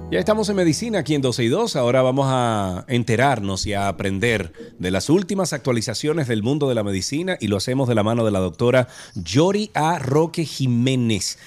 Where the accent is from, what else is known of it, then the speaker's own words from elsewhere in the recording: Santiago de los Caballeros, Santiago, Dominican Republic; Yo soy de Santiago